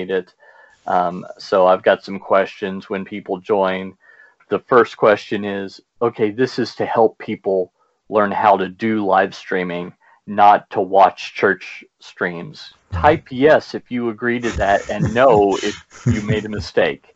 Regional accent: Louisville, Kentucky, United States; The largest city in Kentucky is Louisville, which is where I'm from. That's why I pronounce it that way

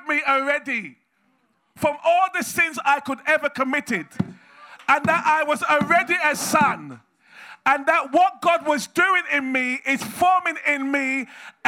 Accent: England, United Kingdom; I was born in England

